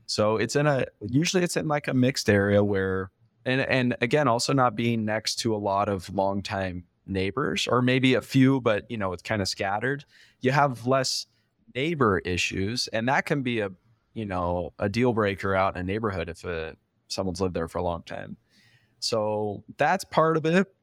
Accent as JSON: {"language": "English", "region": "California", "country": "United States", "said": "I'm from California originally"}